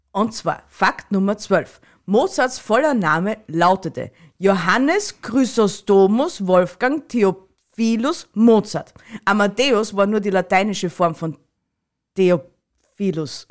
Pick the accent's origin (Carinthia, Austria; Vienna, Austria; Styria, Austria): Styria, Austria